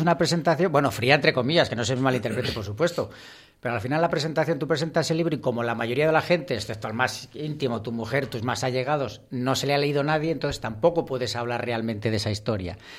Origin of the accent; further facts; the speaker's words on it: Peñafiel, Castile and León, Spain; mi pueblo, de Peñafiel